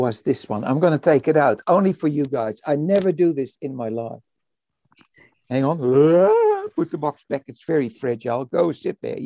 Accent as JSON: {"language": "English", "country": "Netherlands", "tie": "born or raised there", "also_born_or_lived": "Indonesia", "moved": "yes", "lives_now": "Christchurch, New Zealand", "said": "I was born in Indonesia and I was raised in Holland, in the Netherlands"}